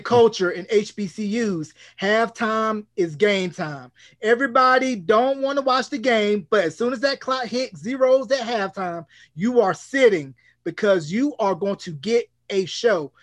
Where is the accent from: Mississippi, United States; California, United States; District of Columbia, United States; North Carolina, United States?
North Carolina, United States; I'm originally from North Carolina